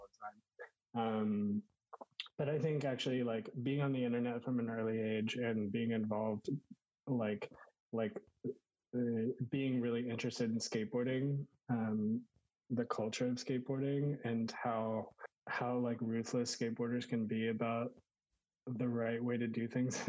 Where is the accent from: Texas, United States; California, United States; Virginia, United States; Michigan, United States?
Texas, United States; Houston; I grew up in Texas, in Houston